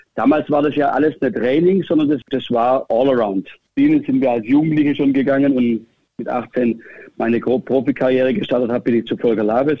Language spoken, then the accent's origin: German; near Stuttgart, Remstal, Baden-Württemberg, Germany; moved away as an adult; also born or lived in Hannover; Ich bin auf einem Bauernhof, kann man sagen, groß geworden in der Nähe von Stuttgart